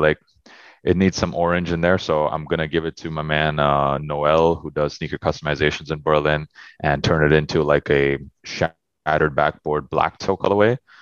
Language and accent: English; Toronto, Ontario, Canada; moved away; just flexing on my hometown